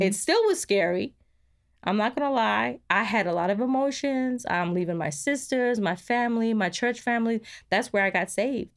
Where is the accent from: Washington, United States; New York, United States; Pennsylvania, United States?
New York, United States; moved away as an adult; now in Georgia, United States; we came from New York. We were living there for m, most of my life